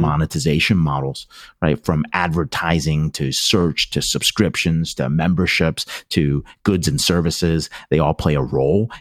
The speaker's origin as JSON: {"language": "English", "region": "Pennsylvania", "country": "United States", "tie": "born or raised there", "said": "I grew up in Pennsylvania"}